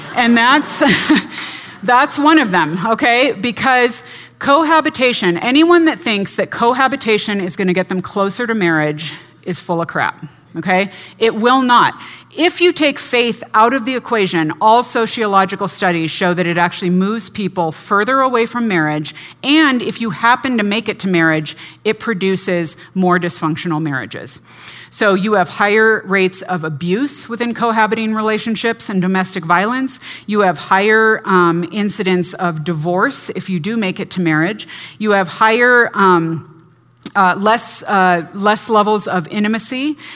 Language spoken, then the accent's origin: English; California, United States; I grew up in the California public schools